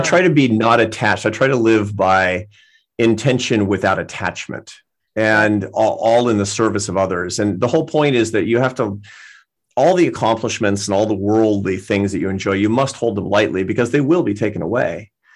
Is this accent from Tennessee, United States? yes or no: no; Seattle, Washington, United States; moved away as an adult; also born or lived in Barcelona; I grew up in Seattle